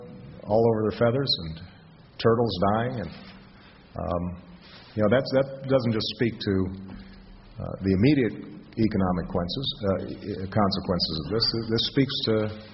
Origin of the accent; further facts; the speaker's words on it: Hawaii, United States; moved away; I grew up in Hawaii, where the ocean is sacred.